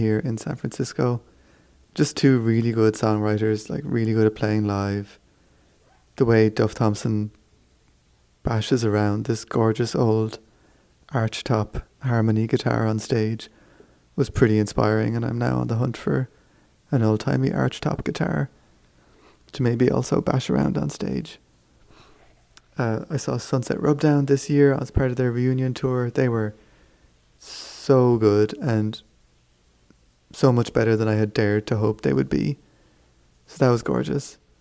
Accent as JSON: {"language": "English", "area": "Kerry", "region": "Munster", "country": "Ireland", "moved": "yes", "said": "We're from Kerry"}